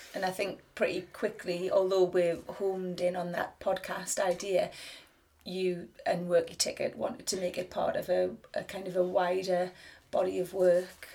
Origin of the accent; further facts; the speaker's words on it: the Northeast, North East England, United Kingdom; I'm a writer from the Northeast